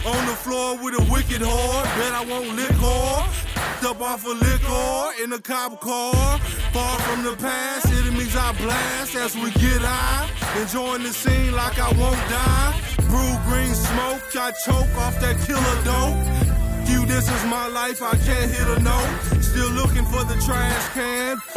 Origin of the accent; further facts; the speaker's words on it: Houston, Texas, United States; from Houston, Texas.